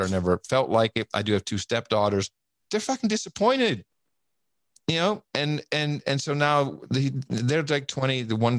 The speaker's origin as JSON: {"language": "English", "country": "United States", "tie": "born or raised there", "said": "I grew up in America. We don't talk about religion and politics because I want to hang out with you."}